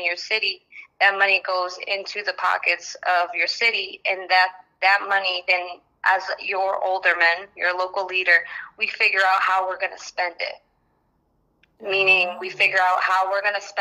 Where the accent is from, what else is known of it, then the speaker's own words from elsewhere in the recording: Ansonia, Connecticut, United States; also born or lived in Ecuador; I'm from Ecuador. I came to Ansonia when I was at the age of 3